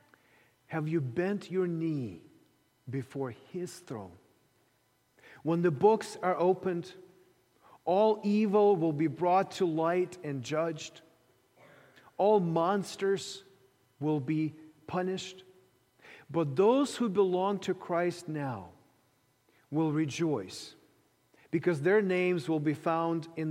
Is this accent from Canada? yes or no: no; Ukraine; moved away; Growing up in the Soviet Ukraine